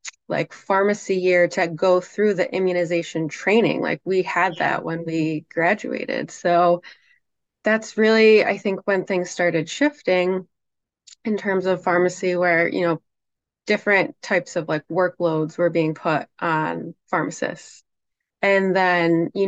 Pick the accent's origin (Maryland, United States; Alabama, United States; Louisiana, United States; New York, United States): New York, United States; near Syracuse, upstate; I grew up in New York, upstate New York. So near Syracuse